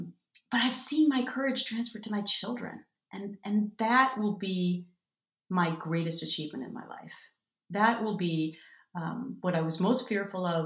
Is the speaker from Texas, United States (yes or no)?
no; Minnesota, United States; moved away; growing up in Minnesota with Minnesota nice